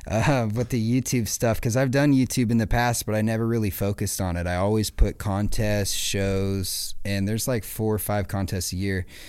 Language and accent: English; Acton, California, United States; I grew up in Acton, right outside of Palmdale